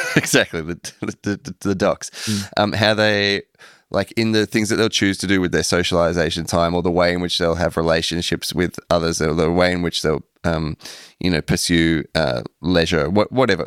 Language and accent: English; Melbourne, Victoria, Australia; moved away; growing up in Melbourne, I didn't have a sense that it was cool there at all